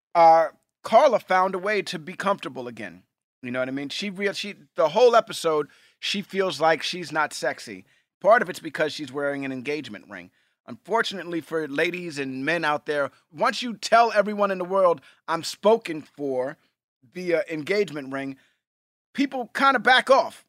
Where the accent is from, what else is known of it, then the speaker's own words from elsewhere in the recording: New York City, New York, United States; We grew up in Hell's Kitchen, New York